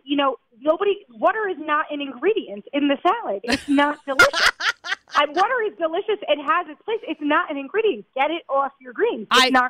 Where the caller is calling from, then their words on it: Israel; I'm calling from Israel, so it gets shaky sometimes.